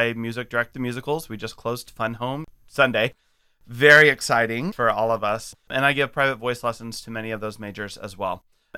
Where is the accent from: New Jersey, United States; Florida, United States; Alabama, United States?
Alabama, United States; Huntsville; I grew up in Huntsville, Alabama. I lost the accent because one of my first choral conducting teachers said, your vowels are not good, …, so you need to fix those so the choirs can sing in tune.